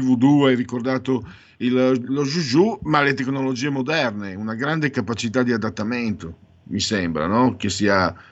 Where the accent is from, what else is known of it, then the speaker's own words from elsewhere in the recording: Italy; dalle mie parti, parlo del Friuli, Pordenone, Treviso